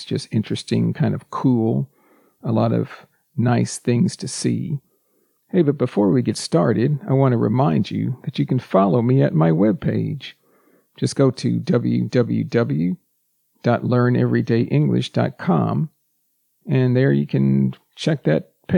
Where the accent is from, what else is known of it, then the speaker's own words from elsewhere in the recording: United States; first language English; I'm a native English speaker, born and raised in the United States